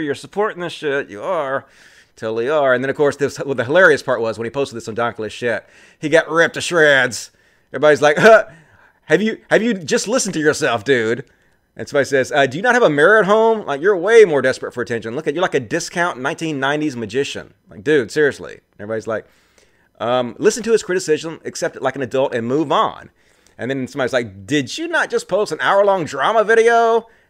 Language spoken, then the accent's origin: English; Mississippi, United States; I'm from Mississippi.